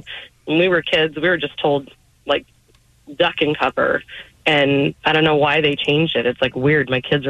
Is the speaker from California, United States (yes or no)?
yes; California, United States; moved away as an adult; No, I grew up in California and we just moved back like a few months ago. We were gone for 15 years